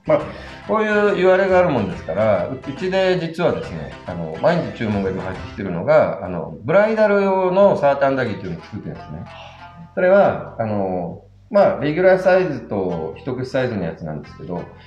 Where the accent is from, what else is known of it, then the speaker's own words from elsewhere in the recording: Kyushu, Kumamoto, Japan; moved away; 私九州の熊本出身なんですけど